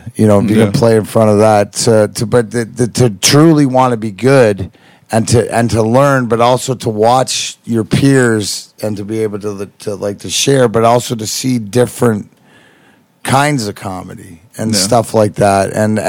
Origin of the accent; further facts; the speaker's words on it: Canada; being Canadian, because you know I am the weed ambassador of Canada.